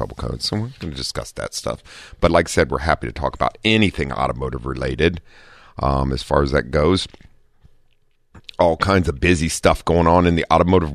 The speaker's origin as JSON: {"language": "English", "town": "Dayton", "region": "Ohio", "country": "United States", "moved": "yes", "lives_now": "San Diego, United States", "said": "I'm from Dayton, Ohio"}